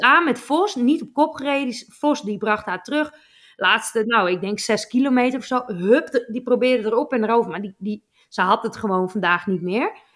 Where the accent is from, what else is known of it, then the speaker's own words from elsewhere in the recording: Netherlands; ons als Nederlanders